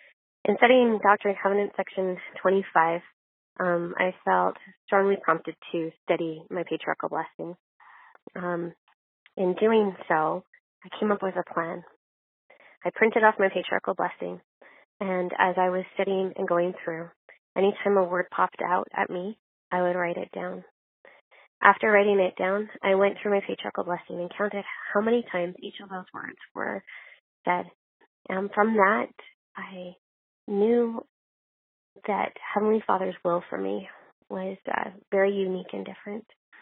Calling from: Lethbridge, Alberta, Canada; I'm from Lethbridge, Alberta, Canada

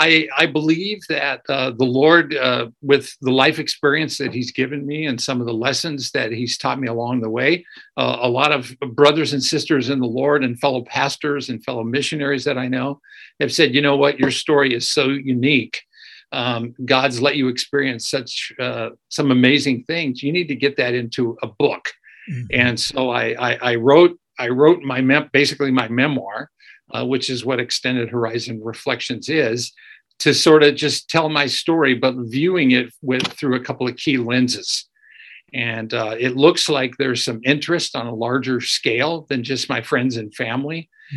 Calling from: Escondido, California, United States; I'm actually calling from a city just north of San Diego called Escondido, about 25 miles north and a little east of downtown San Diego.

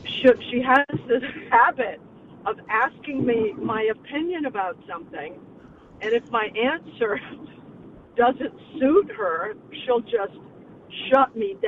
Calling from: Petaluma, California, United States; I'm calling from Petaluma, California

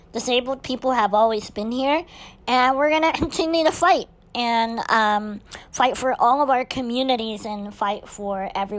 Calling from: Azle, Texas, United States; I'm recording from Azle, Texas, which is by Fort Worth.

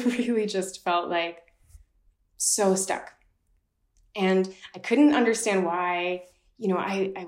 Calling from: Basel, Basel-Stadt, Switzerland; also born or lived in Boston, Massachusetts; I'm 29 years old. I am currently calling from Basel, Switzerland, where I live for half the time, and the other half I spend in Boston, Massachusetts.

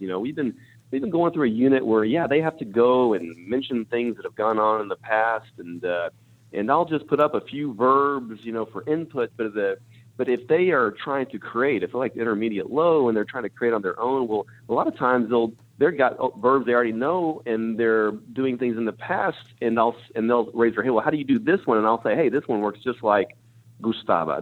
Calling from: McKinney, Texas, United States; Calling from McKinney, Texas.

